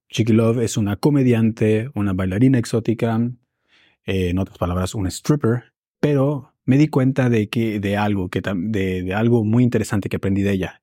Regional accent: Mexico; now in Berlin, Germany; En México le llamamos eso un poco malinchismo

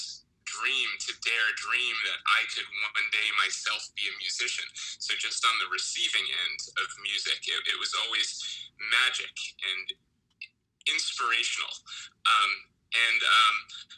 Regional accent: New Jersey, United States; I grew up in New Jersey

